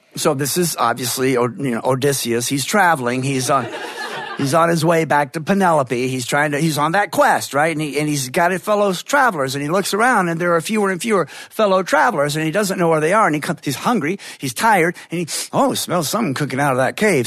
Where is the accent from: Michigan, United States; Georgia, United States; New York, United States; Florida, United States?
Georgia, United States; northern; I love going home there. I love being on the road. I love returning home and feeling the familiar. And yes, my accent does start switching back